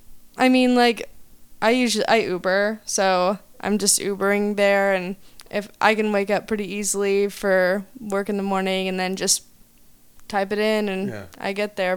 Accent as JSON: {"language": "English", "region": "Oklahoma", "country": "United States", "also_born_or_lived": "Chatsworth, Los Angeles / Del Rey, Los Angeles", "moved": "as an adult", "lives_now": "Los Angeles, United States", "said": "I am from Oklahoma"}